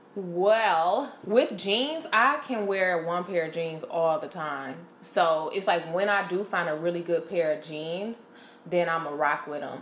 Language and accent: English; Detroit, Michigan, United States; I'm from Detroit